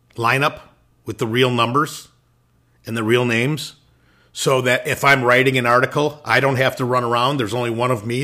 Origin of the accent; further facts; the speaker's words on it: Illinois, United States; moved away; I was originally from Illinois